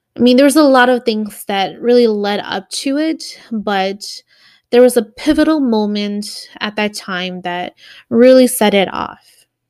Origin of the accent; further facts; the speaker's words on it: Milwaukee, Wisconsin, United States; moved away as an adult; We're originally from Milwaukee, Wisconsin